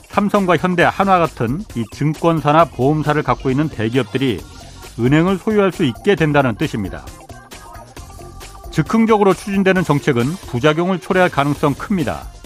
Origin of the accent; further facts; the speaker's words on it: Boryeong, South Chungcheong, South Korea; 제 고향이 보령입니다.